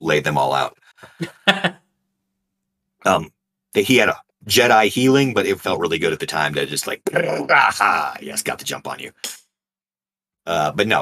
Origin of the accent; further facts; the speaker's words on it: California, United States; I'm from California